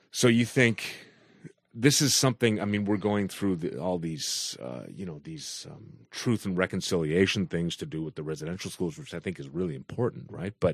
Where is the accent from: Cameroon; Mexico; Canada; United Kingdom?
Canada; Because I should feel some as a as a Canadian.